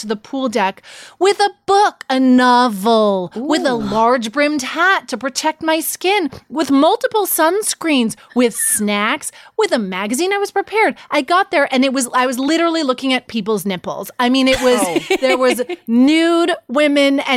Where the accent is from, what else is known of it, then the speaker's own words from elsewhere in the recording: Canada; moved away as an adult; now in California, United States; I was born and raised in Canada, so not a lot of pool parties in my childhood